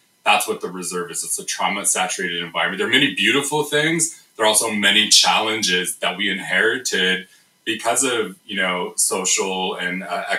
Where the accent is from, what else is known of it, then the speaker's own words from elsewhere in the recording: United States; now in Canada; I'm from the United States